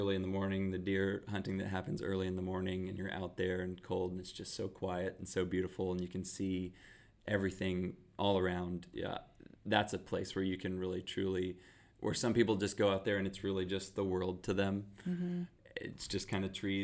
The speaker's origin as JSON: {"language": "English", "region": "Texas", "country": "United States", "said": "we're from Texas."}